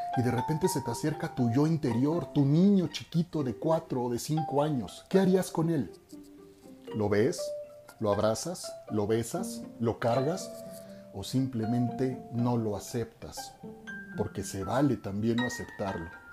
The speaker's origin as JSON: {"language": "Spanish", "country": "Mexico", "said": "soy un hombre mexicano"}